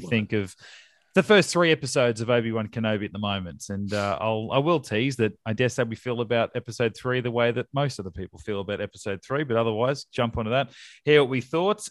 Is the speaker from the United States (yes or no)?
no; Australia; we're Australian